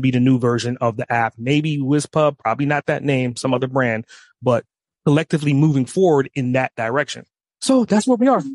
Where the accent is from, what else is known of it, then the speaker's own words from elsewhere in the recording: New York, United States; now in Atlanta, United States; I grew up in New York, moved to Atlanta